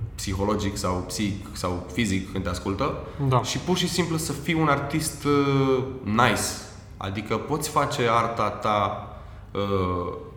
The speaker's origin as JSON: {"language": "Romanian", "country": "Romania", "said": "pentru noi, ca români"}